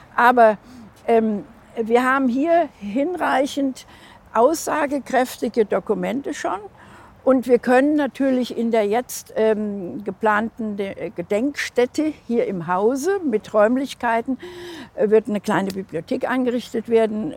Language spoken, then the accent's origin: German; Hesse, Germany; in Hessen, meiner Heimat, wo ich herkomme